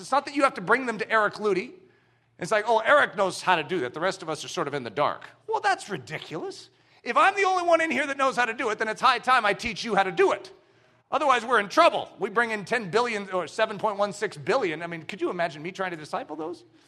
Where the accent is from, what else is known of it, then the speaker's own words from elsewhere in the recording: United States; we as American Christians